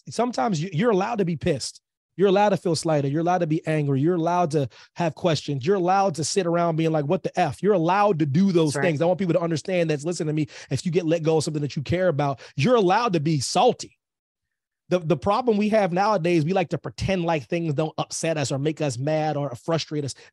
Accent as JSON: {"language": "English", "region": "Pennsylvania", "country": "United States", "said": "Pennsylvania is my home state, military kid and whatnot."}